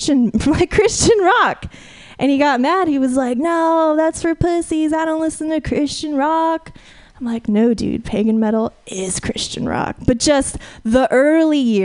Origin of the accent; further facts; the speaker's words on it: Fresno, California, United States; moved away; I'm from the Central Valley originally